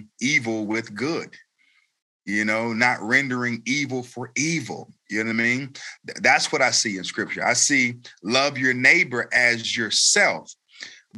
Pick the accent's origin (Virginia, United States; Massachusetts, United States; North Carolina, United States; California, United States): North Carolina, United States; Raleigh; also born or lived in Elizabeth City, North Carolina; I was born in Elizabeth City, North Carolina, and that's right out on the coast, but I've lived in Raleigh pretty much all of my life